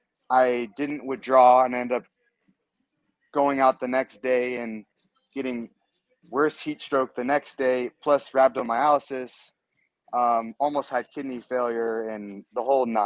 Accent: Southern California, United States; I'm born and raised California, Southern California more specifically

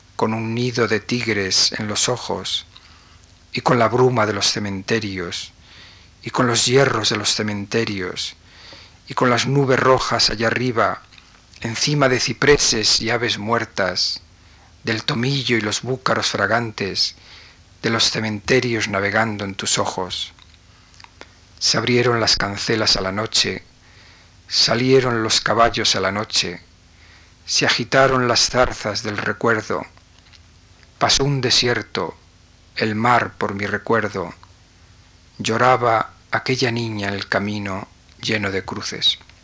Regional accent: Galician-Leonese mountains, northwest Spain, Spain; los montes galaico-leoneses de mi tierra, del noroeste

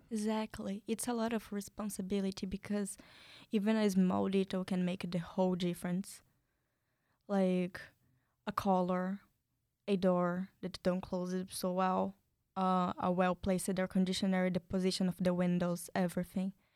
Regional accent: São Paulo, Brazil; English is a second language; now in United States; I'm from Brazil. I come from a small city inside São Paulo, the States of São Paulo

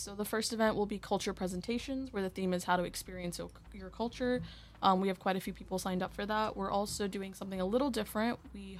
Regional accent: India; born there; also born or lived in United States; I was born in India.

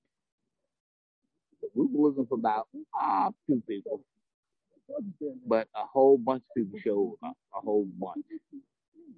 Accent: South Carolina, United States; moved away as an adult; now in New Haven, United States; I'm from South Carolina. I'm originally from South Carolina.

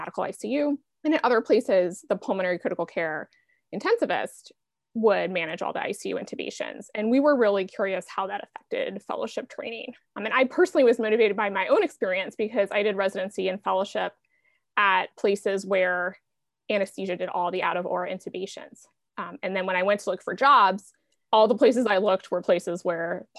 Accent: Buffalo, New York, United States; now in Portland, United States; I grew up in Buffalo, New York, where year-round bike commuting was not really a thing, or at least not when I lived there

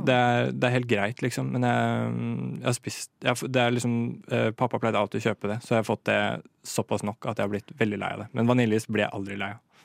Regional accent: Moss, Østfold, Norway; Jeg kommer fra Østlandet, som dere kanskje hører. Eh, ja. Nærmere bestemt Moss, på, eh, fra Jeløya

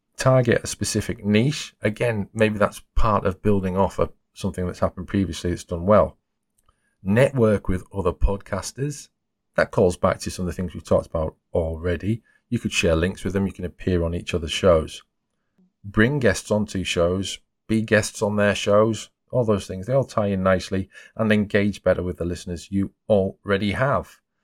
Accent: the north of England, United Kingdom; accent: Northern England; my accent is Northern England

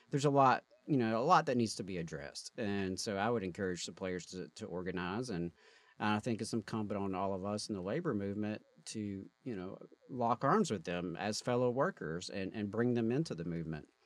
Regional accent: Mississippi, United States; my home state

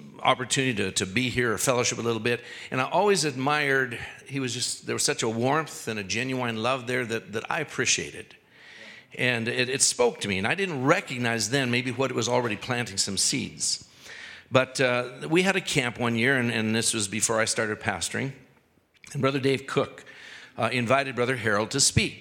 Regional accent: Canada; this white guy from the cities or from Canada

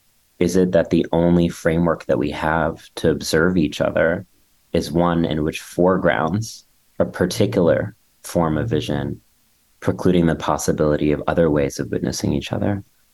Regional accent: India; now in New York City, United States; I'm being interrupted by a siren, so you know that I'm truly in New York City. And I am Indian and gender nonconforming

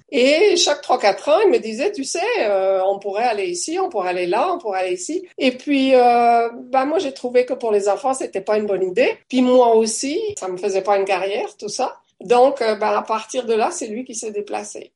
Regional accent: Valais, Switzerland; moved away as an adult; also born or lived in Fribourg / Africa / Toronto; now in Canada; je viens du Valais

